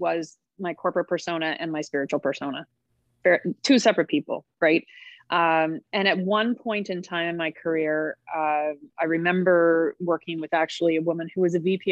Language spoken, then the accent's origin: English; Halifax, Nova Scotia, Canada; moved away; I'm from Halifax, Nova Scotia, originally.